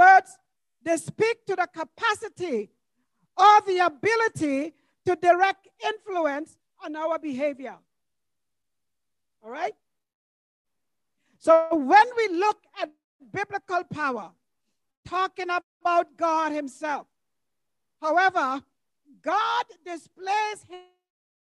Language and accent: English; U.S. Virgin Islands; When I was growing up in St. Thomas, number 20 Gamble Garda, that's the address of the church building